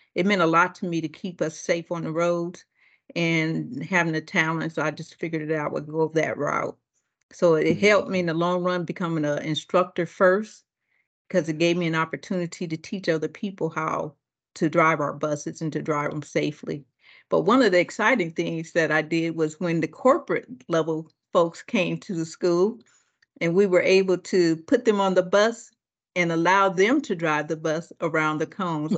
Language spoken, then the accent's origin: English; Akron, Ohio, United States; moved away; also born or lived in Detroit, Michigan / Richmond; I'm born and raised in Akron, Ohio.